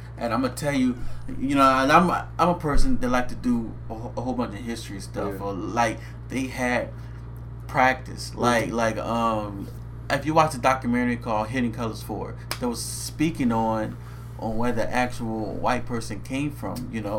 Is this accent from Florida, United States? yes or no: no; New Orleans, Louisiana, United States; I'm going to tell you, man, I'm from New Orleans, right?